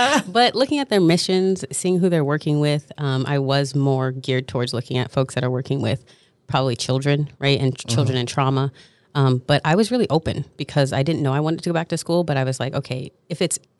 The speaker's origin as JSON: {"language": "English", "town": "Fremont", "region": "California", "country": "United States", "moved": "as an adult", "lives_now": "Connecticut, United States", "said": "I'm from the San Francisco Bay Area. I love to talk about that. I'm very prideful. The Yay area. Yeah, did I feel me? It's about 20, 30 minutes south of Oakland called Fremont. I'm Black. I'm Chinese. I'm queer."}